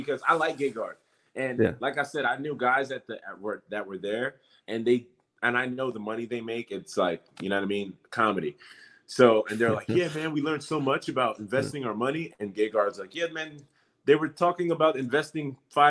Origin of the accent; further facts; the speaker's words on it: New York, United States; now in Winter Garden, United States; I'm from New York. I speak backwards